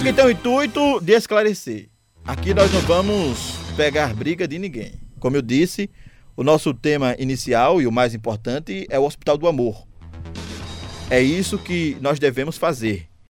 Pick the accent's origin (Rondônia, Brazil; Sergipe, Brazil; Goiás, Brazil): Sergipe, Brazil